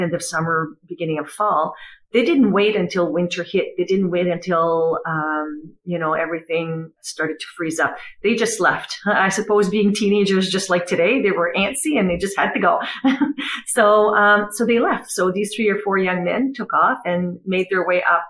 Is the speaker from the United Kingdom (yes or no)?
no; Dalhousie, New Brunswick, Canada; moved away as an adult; also born or lived in Miramichi; I am originally from Dalhousie. My daughter was born in Dalhousie. We moved when she was a baby, but my roots are in Dalhousie. And of course, myself growing up, Dalhousie was my home.